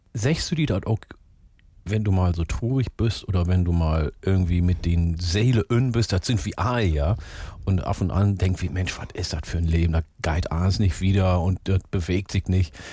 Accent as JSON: {"language": "German", "region": "Northern Germany", "country": "Germany", "said": "hier bei uns in Norddeutschland"}